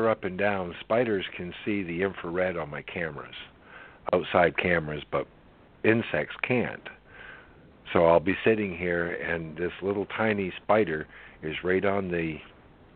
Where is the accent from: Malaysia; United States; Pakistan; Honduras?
United States; Aroostook, Maine; But I was born in Aroostook